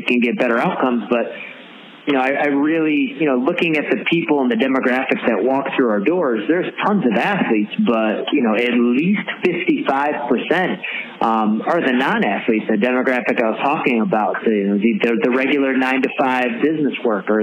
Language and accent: English; Syracuse, New York, United States; now in Westchester, United States; I'm from Syracuse originally